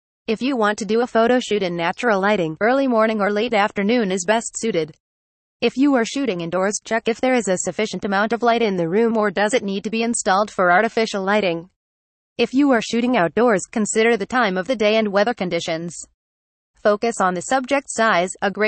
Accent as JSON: {"language": "English", "country": "Singapore", "said": "from Singapore."}